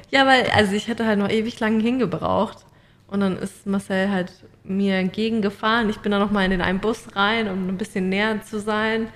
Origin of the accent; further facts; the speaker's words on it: Mannheim, Baden-Württemberg, Germany; moved away as an adult; now in Australia; bei uns in Mannheim